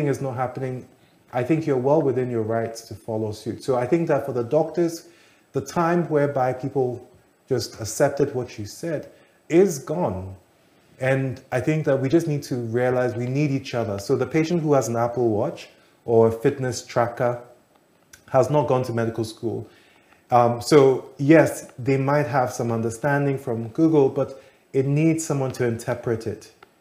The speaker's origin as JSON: {"language": "English", "country": "Ghana", "said": "As a Ghanaian"}